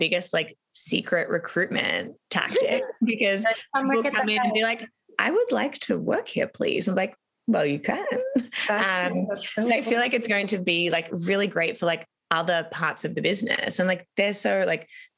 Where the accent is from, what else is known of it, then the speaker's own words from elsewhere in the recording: Melbourne, Victoria, Australia; moved away as an adult; now in Toronto, Canada; I'm from Australia. So I had moved almost 8 years ago now, which is like blows my mind crazy. But I had moved to Toronto from Melbourne